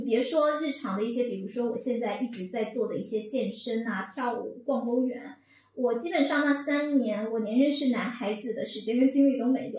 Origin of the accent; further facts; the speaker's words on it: Fujian, China; moved away as an adult; now in Beijing, China; 我是福建的，土生土长